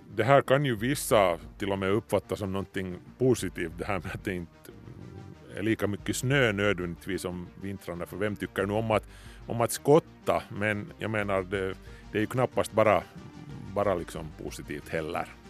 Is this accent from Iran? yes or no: no; Ingå, Uusimaa, Finland; när jag var liten, alltså i Ingo skärgård